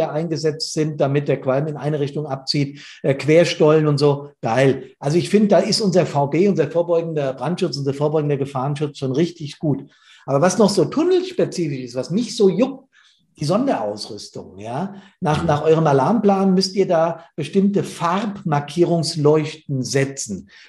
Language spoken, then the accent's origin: German; Hesse, Germany; Wir sind aus Hessen, weißt du, das muss man immer dazu sagen